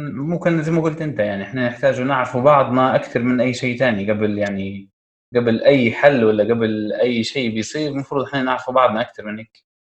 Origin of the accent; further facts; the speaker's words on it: Tripoli, Tripoli District, Libya; احنا كسكان طرابلس